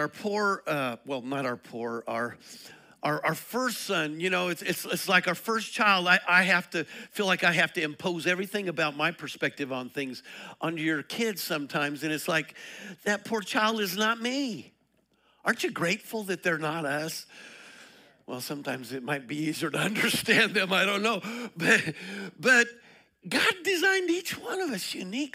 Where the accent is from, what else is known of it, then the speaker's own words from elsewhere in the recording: Colorado, United States; now in Liberty Hill, United States; I'm from Colorado